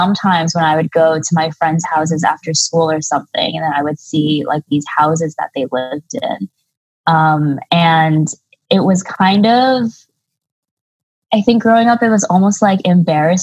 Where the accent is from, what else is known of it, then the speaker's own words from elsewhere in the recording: United States; also born or lived in China; my dad came to bring me to the United States when I was 1 year old